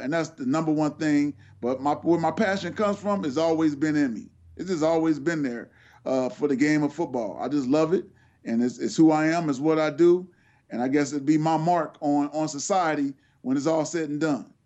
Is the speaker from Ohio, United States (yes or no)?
yes; Cincinnati, Ohio, United States; the University of Cincinnati, which is my hometown